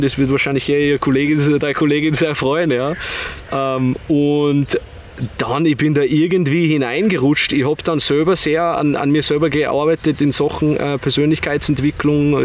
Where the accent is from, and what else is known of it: Bad Aussee, Styria, Austria; moved away as an adult; also born or lived in Vienna